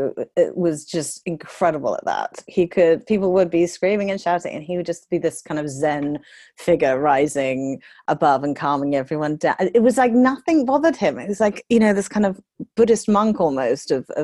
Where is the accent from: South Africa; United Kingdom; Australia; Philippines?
United Kingdom; moved away as an adult; now in United States; I'm British